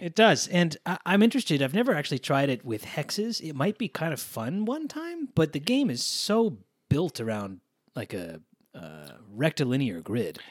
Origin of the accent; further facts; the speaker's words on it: East Coast, United States; I grew up on the East Coast